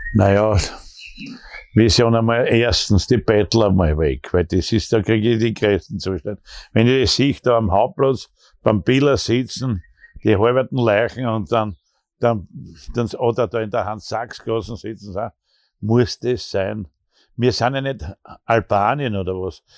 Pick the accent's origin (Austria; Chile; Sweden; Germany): Austria; bei uns in Österreich